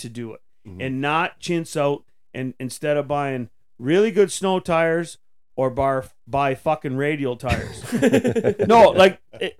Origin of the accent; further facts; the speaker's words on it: Tweed, Ontario, Canada; I'm from Tweed.